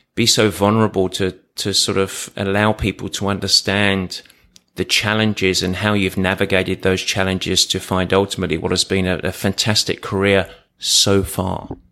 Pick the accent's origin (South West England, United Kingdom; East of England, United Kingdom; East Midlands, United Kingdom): East of England, United Kingdom; Essex; I was from Essex